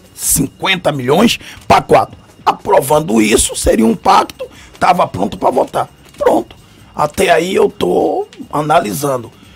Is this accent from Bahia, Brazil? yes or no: yes; Salvador, Bahia, Brazil; desta cidade onde nasci, no subúrbio, em Piripiri